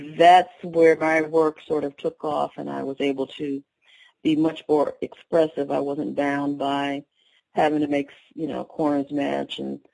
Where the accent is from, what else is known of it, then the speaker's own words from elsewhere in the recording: Connecticut, United States; I grew up in Connecticut, but my family is from North Alabama